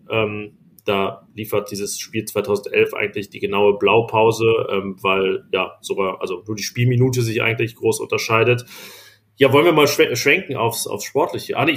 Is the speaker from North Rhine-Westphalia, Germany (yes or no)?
yes; Viersen, North Rhine-Westphalia, Germany; aber ich bin ja in Viersendülken zur Schule gegangen und da gibt es